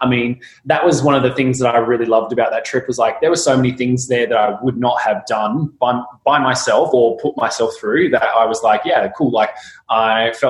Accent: Kalgoorlie, Western Australia, Australia; now in Perth, Australia; I grew up in Kalgoorlie, so it's, you know, in WA, so I'm currently in Perth

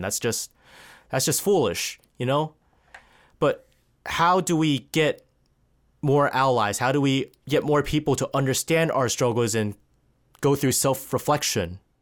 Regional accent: United States; us being born here away from our, you know, ancestral, ancestral homes

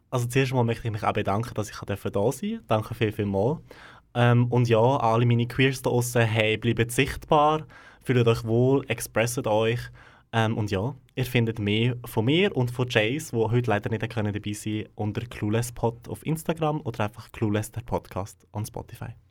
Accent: Gränichen, Aargau, Switzerland; dort, wo ich aufgewachsen bin, im Aargau, in Grenichen bin ich aufgewachsen, also gerade ganz nah von Aarau.

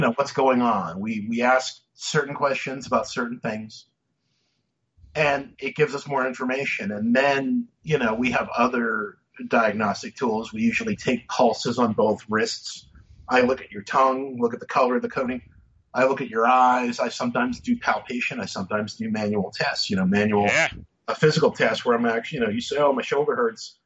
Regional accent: Massachusetts, United States; I grew up in Massachusetts

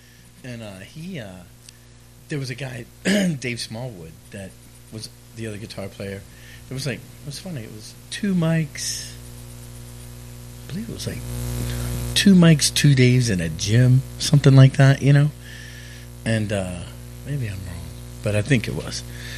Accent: Havre de Grace, Maryland, United States; I grew up in Harford County, Maryland.

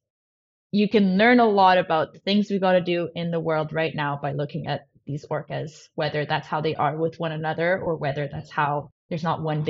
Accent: Paris, Île-de-France, France; now in Vancouver Island, Canada; I grew up in France, in Paris, which not a lot of people know, which is funny because now I'm on Vancouver Island

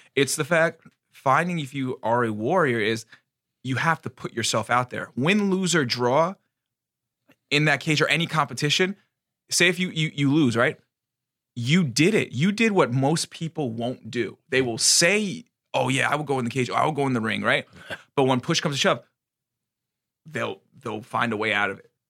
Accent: United States; our country

